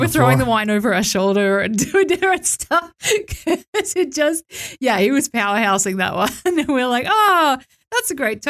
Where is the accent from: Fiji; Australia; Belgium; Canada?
Australia; moved away as an adult; now in Georgia; growing up in Australia